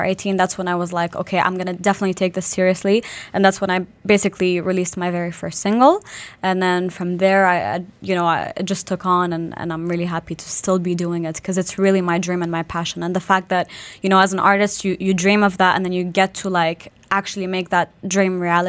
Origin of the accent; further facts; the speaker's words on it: Brussels, Brussels-Capital Region, Belgium; also born or lived in Iraq; now in Dubai, United Arab Emirates; I'm a singer originally from Iraq, born and raised in Belgium in Brussels.